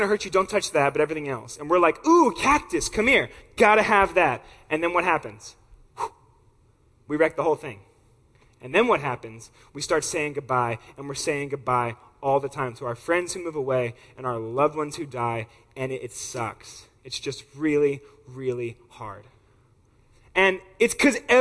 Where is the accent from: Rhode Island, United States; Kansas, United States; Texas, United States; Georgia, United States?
Georgia, United States; Atlanta; I'm from Atlanta, Georgia, where people talk back to you